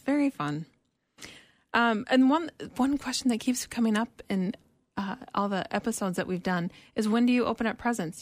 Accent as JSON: {"language": "English", "region": "Minnesota", "country": "United States", "moved": "yes", "said": "we're both from Minnesota"}